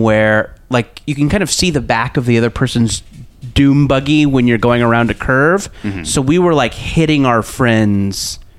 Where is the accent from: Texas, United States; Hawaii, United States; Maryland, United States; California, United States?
California, United States; Orange County; I grew up in Orange County